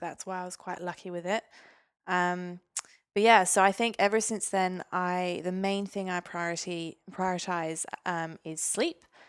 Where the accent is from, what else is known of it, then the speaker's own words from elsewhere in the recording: Stavanger, Rogaland, Norway; moved away as an adult; now in Newcastle, Australia; Stavanger where I grew up in Norway